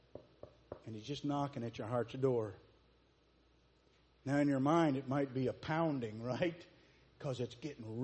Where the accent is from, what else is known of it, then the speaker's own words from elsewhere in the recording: Sidney, Ohio, United States; It's known around the world for the event that happened on October 1st, 1959 in Wilson Memorial Hospital. I was born!